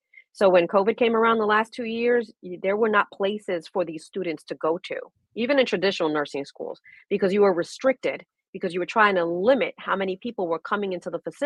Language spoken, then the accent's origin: English; New York City, New York, United States; accent: Brooklyn; moved away as an adult; now in Maple Shade, New Jersey, United States; I'm originally from Brooklyn, New York, born and raised right there